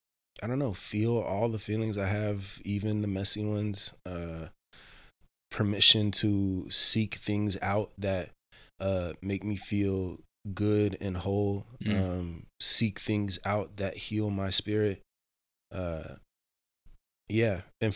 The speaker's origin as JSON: {"language": "English", "town": "Cincinnati", "region": "Ohio", "country": "United States", "tie": "born or raised there", "said": "Cincinnati, Ohio."}